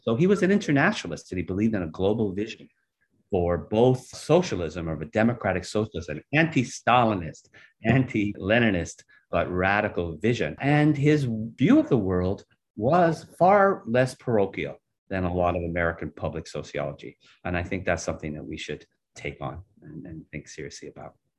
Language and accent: English; Canada; I'm from Canada